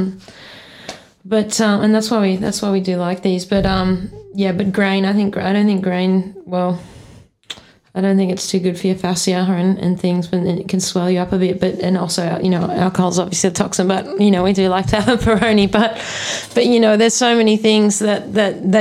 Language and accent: English; South Africa; moved away; I grew up in South Africa and seen the shit, you know, like going hunting with my dad and seeing, you know, making biltong